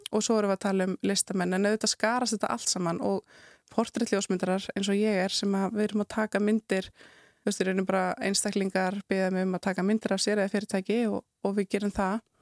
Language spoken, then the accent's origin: Icelandic; Southern Region, Iceland; kem ég náttúrulega af Suðurlandi